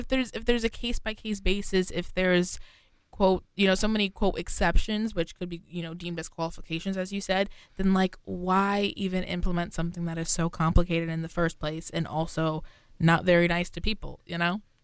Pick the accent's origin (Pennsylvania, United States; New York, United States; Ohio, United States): New York, United States; I'm from New York specifically